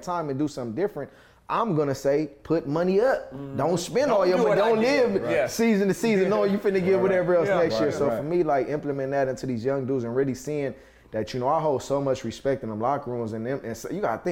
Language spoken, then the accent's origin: English; Los Angeles, California, United States; I'm born and raised here in Los Angeles, California